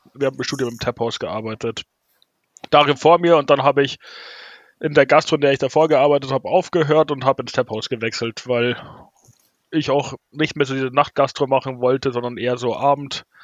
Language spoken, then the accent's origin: German; Munich, Bavaria, Germany; wir als Münchner und Münchner Brauerei